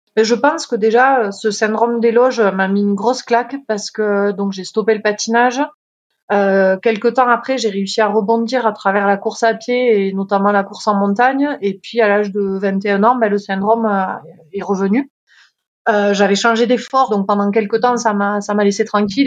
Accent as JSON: {"language": "French", "town": "Font-Romeu", "region": "Occitania", "country": "France", "said": "je suis originaire euh, des Pyrénées-Orientales, euh, Font-Romeu plus précisément"}